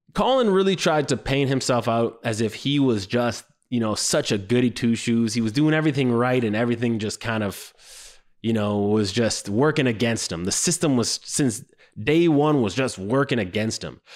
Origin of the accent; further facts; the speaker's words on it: Canada; I was raised in Canada.